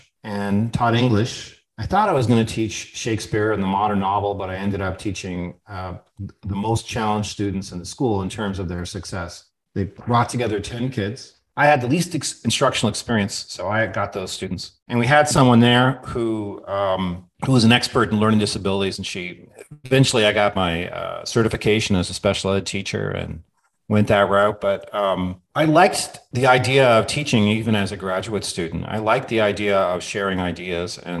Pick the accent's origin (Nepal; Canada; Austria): Canada; I grew up in Canada. I'm a Canadian citizen.